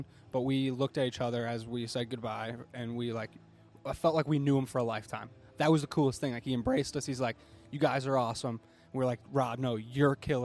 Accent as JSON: {"language": "English", "town": "Mount Prospect", "region": "Illinois", "country": "United States", "moved": "yes", "lives_now": "Minneapolis, United States", "said": "I'm northwest suburbs, Mount Prospect."}